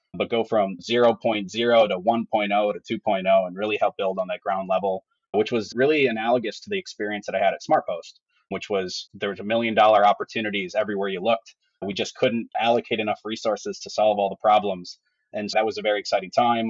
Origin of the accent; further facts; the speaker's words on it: Madison, Wisconsin, United States; now in Milwaukee, United States; I actually grew up outside of Madison, Wisconsin